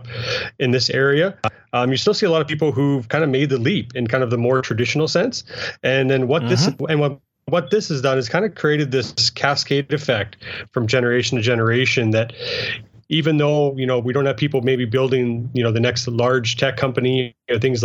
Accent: rural Saskatchewan, Canada; I grew up in rural Saskatchewan, actually, in a small town of about 400 people on a good day

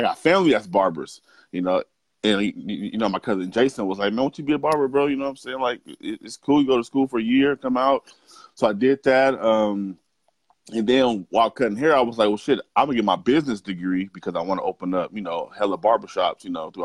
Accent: Portland, Oregon, United States; I'm from Portland, Oregon. Born and raised

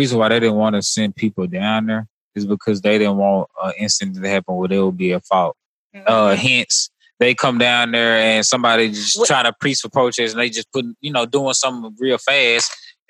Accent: Mississippi, United States; in Mississippi, I've learned that the one thing the KKK does is they recruit

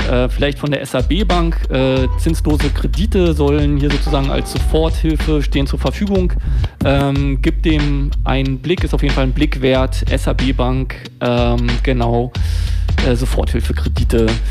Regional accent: Berlin, Germany; also born or lived in Lichtenberg / Kreuzberg; ich bin in Mitte groß geworden, Berlin-Mitte

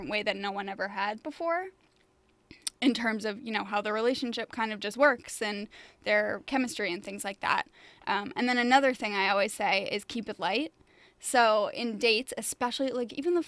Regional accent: Boston, Massachusetts, United States; now in New York, United States; I'm from Boston

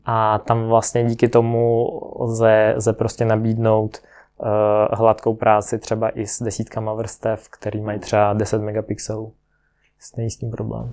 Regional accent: Ukraine; also born or lived in Prague, Czech Republic / Kostelec nad Orlicí, Czech Republic; now in Czech Republic; Jinak pocházím z Ukrajiny, proto mám takový ne úplně český jméno.

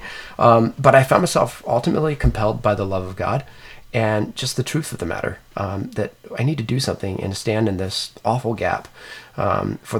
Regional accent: Maryland, United States; here in Maryland, which actually is my home state

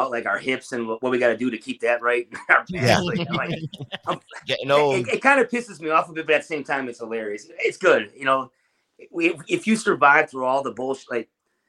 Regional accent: Milwaukee, Wisconsin, United States; moved away; I grew up in Milwaukee where thrash and death metal were the thing.

